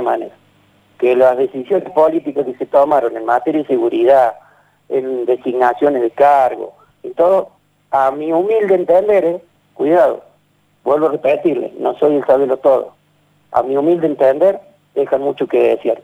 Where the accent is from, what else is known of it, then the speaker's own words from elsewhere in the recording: Villa Corina, Buenos Aires, Argentina; Yo fui nacido y criado en Villa, Corina